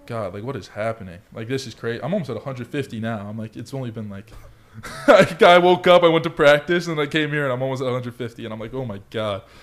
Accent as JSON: {"language": "English", "town": "Colorado Springs", "region": "Colorado", "country": "United States", "tie": "born or raised there", "also_born_or_lived": "California", "moved": "yes", "said": "growing up in Colorado Springs"}